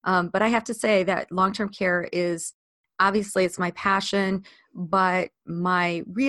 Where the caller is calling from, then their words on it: Ely, Minnesota, United States; also born or lived in Chicago, United States; I am thrilled to be joining you today from Ely, Minnesota. That is where I live. I moved here from Chicago a few years ago.